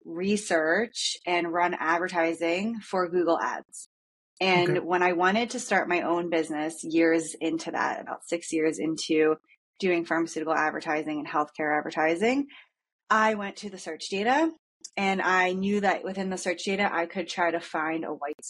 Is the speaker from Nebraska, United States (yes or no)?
no; Philadelphia, Pennsylvania, United States; moved away as an adult; also born or lived in Maine / Salt Lake City / San Diego; now in Carlsbad, United States; I'm from Philadelphia